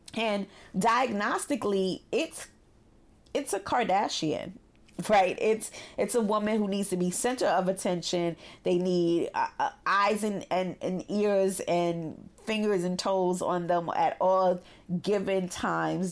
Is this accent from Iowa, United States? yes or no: no; New York City, New York, United States; growing up in Brooklyn